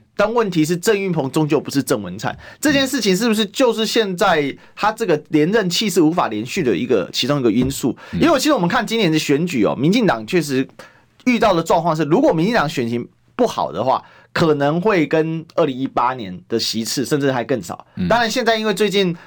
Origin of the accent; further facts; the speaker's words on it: Kaohsiung, Taiwan; now in Taipei, Taiwan; 我的老家是高雄嘛